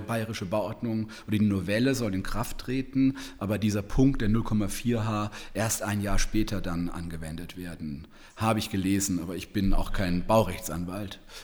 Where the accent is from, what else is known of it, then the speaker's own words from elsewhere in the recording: Heidelberg, Baden-Württemberg, Germany; ich kenne in Heidelberg, wo ich herkomme, ähm, Villengebiete